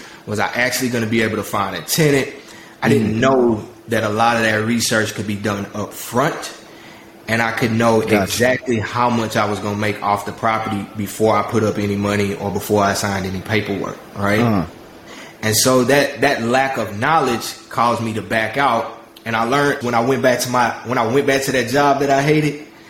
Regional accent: South Park, United States; I grew up in South Park, which is a low-income hood.

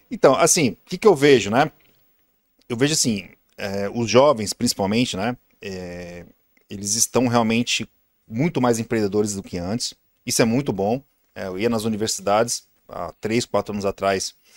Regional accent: Santos, São Paulo, Brazil; sou de Santos, né? Baixada Santista

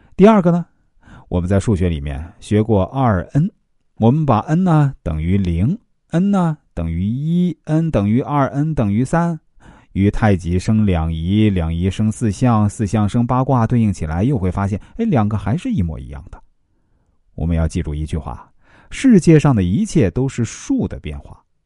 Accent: China; 我们中国人

